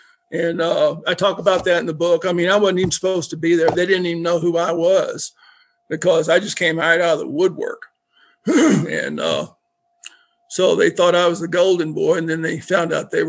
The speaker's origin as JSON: {"language": "English", "region": "Southeast Missouri", "country": "United States", "tie": "born or raised there", "moved": "yes", "lives_now": "North Dakota, United States", "said": "I ain't Canadian. I'm a redneck out of Southeast Missouri. I mean, I grew up down where barbecue was, right out of Memphis, Tennessee."}